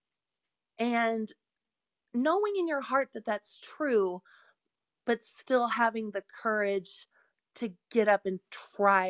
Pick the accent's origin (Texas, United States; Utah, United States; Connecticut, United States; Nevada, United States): Texas, United States; Austin; moved away as an adult; now in Midwest, United States; I'm from Texas, where everything's called a Coke.